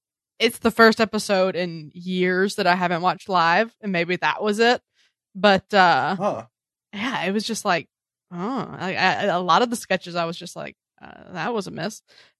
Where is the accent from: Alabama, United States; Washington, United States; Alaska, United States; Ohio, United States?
Alabama, United States; now in New York City, United States; I'm from Alabama.